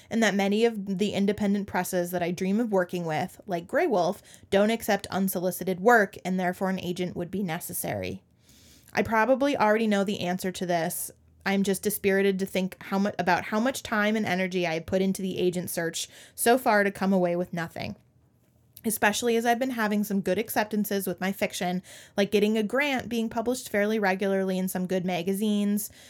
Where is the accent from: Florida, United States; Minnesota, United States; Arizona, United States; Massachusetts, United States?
Minnesota, United States; as a Minnesotan